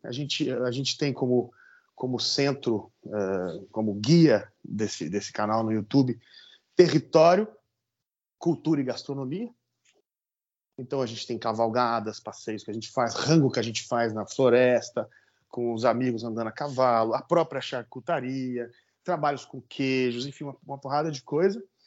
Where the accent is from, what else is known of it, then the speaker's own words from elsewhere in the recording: Vale do Paraíba, São Paulo, Brazil; accent: caipira; moved away as an adult; eu procuro falar da minha terra, que é o Vale do Paraíba